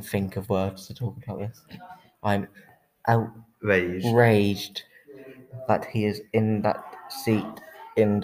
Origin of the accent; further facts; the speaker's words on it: Swindon, South West England, United Kingdom; now in Waterlooville, United Kingdom; I was born in Swindon, but I live in Portsmouth, Waterlooville.